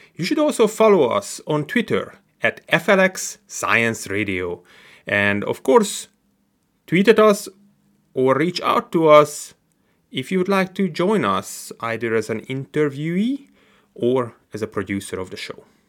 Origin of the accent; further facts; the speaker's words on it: Hungary; moved away as an adult; also born or lived in California; now in Finger Lakes, United States; I came from Hungary, studied at UC Davis